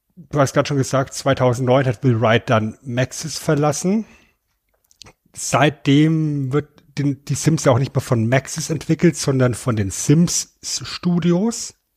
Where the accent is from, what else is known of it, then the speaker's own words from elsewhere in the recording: Germany; bei uns in Deutschland